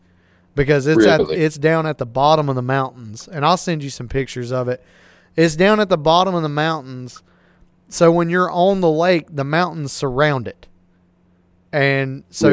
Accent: Lake Lookout Shoals, North Carolina, United States; I live right here at Lake Hickory. And I grew up on Lake Lookout

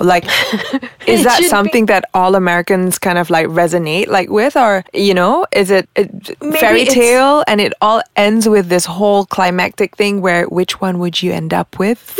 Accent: Malaysia; …-san, where are you from? I said, from Malaysia.

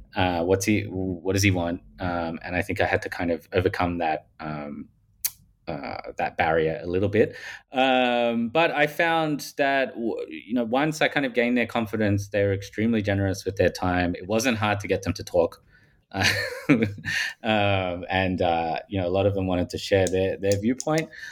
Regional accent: Australia; accent: Paul Hogan style; I'm from Australia, if people haven't picked that up from my, um, Paul Hogan style accent

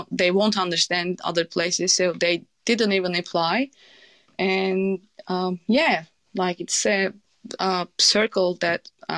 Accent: Turkey; English is a second language; But I'm from Turkey. Turkey is not doing well at the moment.

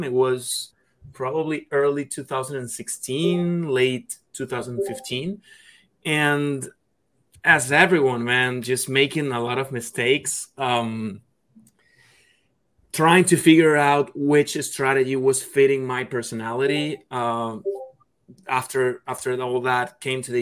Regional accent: Caracas, Capital District, Venezuela; moved away; I'm from Caracas, Venezuela

